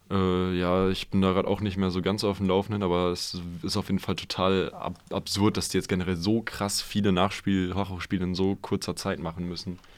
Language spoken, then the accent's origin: German; Münster, North Rhine-Westphalia, Germany; Also ich meine, als Münsteraner und dann auch St. Pauli-Fan, hm, ja.